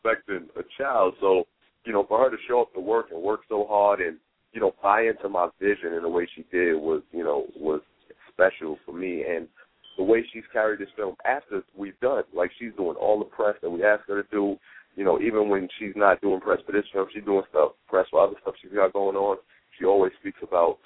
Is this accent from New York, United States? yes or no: yes; New York City, New York, United States; I come from Harlem, New York. As I said, I was born and raised